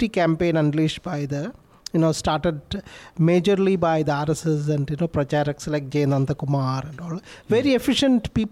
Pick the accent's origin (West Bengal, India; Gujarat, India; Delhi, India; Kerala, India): Kerala, India; Kannur; I'm from Kannur